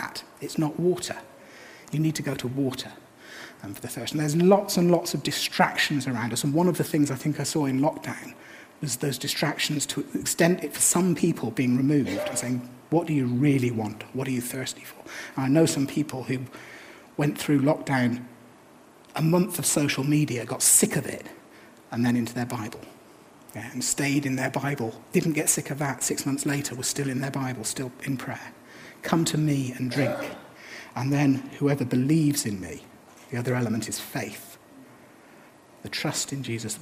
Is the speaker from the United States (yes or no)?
no; England, United Kingdom; I'm English.